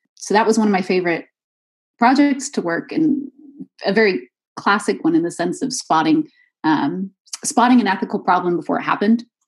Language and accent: English; Redwood City, California, United States; moved away as an adult; also born or lived in Waco, Texas / Rome, Italy / Scotland; now in Brussels, Belgium; I'm actually originally from this town called Redwood City, which is uh, probably about 20 minutes outside of San Francisco in California